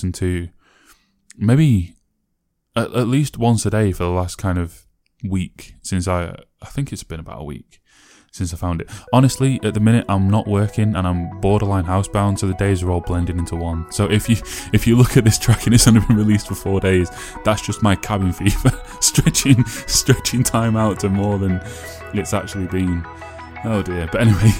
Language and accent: English; Sheffield, Yorkshire and the Humber, United Kingdom; My Hometown in Sheffield